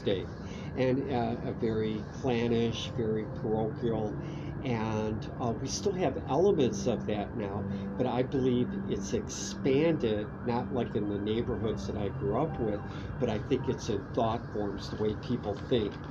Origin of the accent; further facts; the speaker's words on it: Cleveland, Ohio, United States; I grew up in Cleveland, Ohio